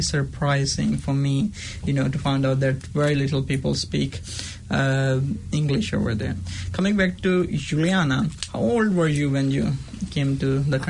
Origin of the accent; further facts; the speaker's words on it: Pakistan; English is a second language; moved away as an adult; also born or lived in Thailand; now in New Zealand